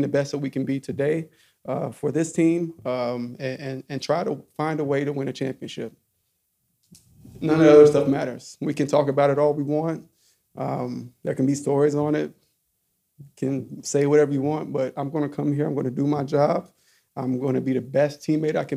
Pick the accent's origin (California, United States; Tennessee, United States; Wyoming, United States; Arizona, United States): Tennessee, United States; Alcoa; moved away; I grew up in Alcoa, about 12 minutes away